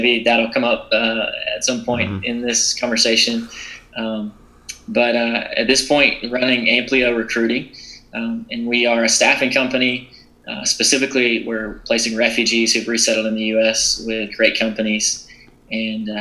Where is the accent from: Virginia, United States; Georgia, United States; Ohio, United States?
Georgia, United States; South; I grew up in South Georgia, in a small town